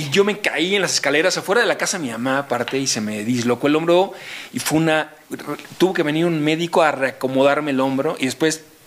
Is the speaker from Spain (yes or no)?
no; Mexico; somos los mexicanos